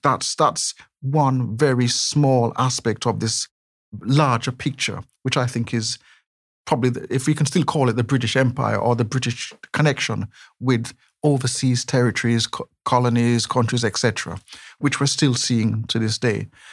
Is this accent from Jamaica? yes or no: yes; Jamaica; accent: not exactly very Brummy; moved away as an adult; also born or lived in West Bromwich, England; now in Birmingham, United Kingdom; a youngster growing up in Jamaica